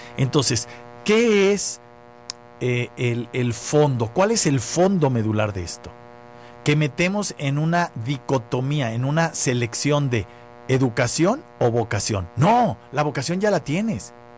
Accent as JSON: {"language": "Spanish", "country": "Mexico", "said": "nosotros como mexicanos"}